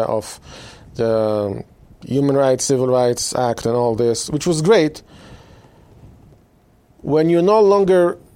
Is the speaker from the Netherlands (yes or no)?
no; Israel; now in United States; I was born and raised in Israel